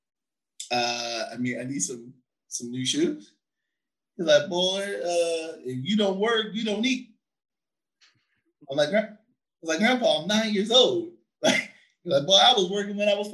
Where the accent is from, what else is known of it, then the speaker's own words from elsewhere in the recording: San Antonio, Texas, United States; at 9 when we moved from Fargo Avenue to Nolan Street, you know, on the east side of San Antonio, Texas